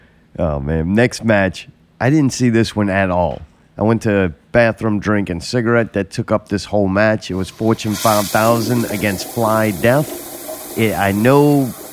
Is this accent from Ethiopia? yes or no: no; Baton Rouge, Louisiana, United States; You know what I'm going to be? I'm from Baton Rouge. I'm going to be camouflage pants.